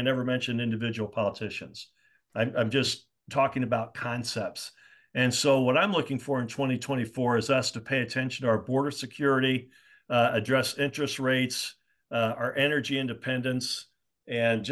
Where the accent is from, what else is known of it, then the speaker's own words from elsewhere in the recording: Indianapolis, Indiana, United States; Indianapolis, you know, my hometown